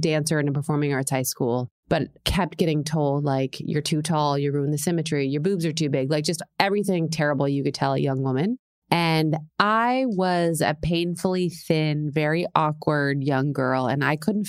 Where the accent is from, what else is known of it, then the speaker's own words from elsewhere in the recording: Tampa, Florida, United States; also born or lived in San Diego, California / New York City; So the first 9 years of my life was San Diego. The second 9 years of my life was Tampa, Florida.